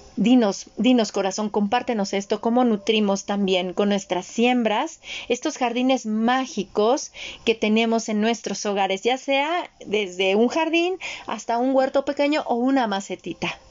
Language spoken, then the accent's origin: Spanish; Colima, Mexico; moved away as an adult; now in Mexico City, Mexico; se llama Colima, es uno de los más pequeños y es campo es campo. Entonces yo crecí yendo al río, rodeada de plantas